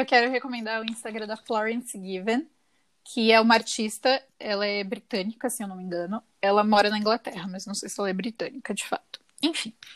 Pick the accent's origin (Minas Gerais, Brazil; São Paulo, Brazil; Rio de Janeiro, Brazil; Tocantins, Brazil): São Paulo, Brazil; moved away as an adult; also born or lived in São José do Rio Preto; eu saí da minha cidade natal e fui morar em outra cidade, em São José do Rio Preto, que é um pouco longe de São Paulo